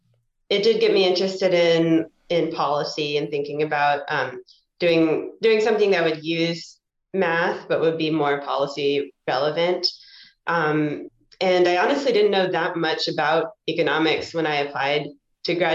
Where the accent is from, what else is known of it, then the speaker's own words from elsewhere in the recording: Kentucky, United States; moved away; also born or lived in Georgia; I grew up in Kentucky